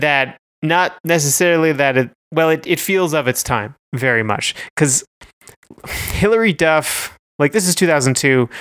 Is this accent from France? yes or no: no; Canada; we're both Canadian.